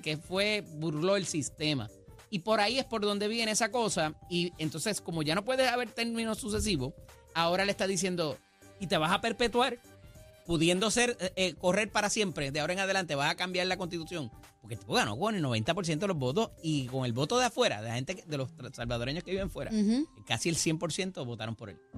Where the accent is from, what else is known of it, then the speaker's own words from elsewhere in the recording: Puerto Rico; vivo en mi país